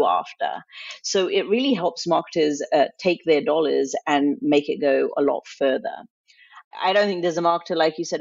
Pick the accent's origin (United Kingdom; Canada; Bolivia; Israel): United Kingdom; England; also born or lived in India; now in United States; I grew up in England. My mom decided to move us from India to England when I was in preschool